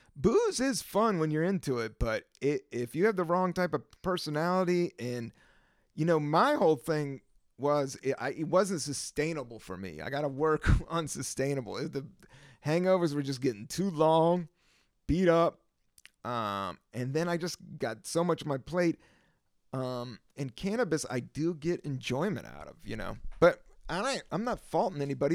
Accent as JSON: {"language": "English", "region": "the South", "country": "United States", "said": "I am from the South"}